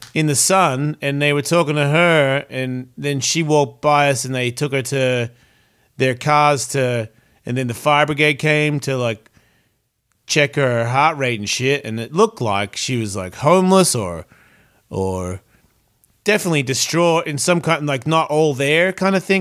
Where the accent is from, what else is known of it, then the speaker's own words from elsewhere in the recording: Australia; moved away; I'm Australian